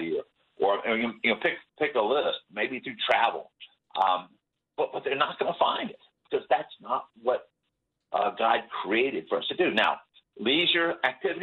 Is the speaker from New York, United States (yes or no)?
no; South Florida, United States; I grew up in South Florida.